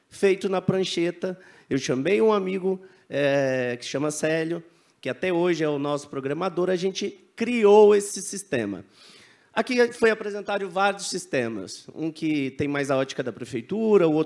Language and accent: Portuguese; Redenção, Pará, Brazil; moved away as an adult; now in Belém, Brazil; eu sou de Redenção, uma cidade do sul do Pará. Atualmente eu moro em Belém, na capital do Pará.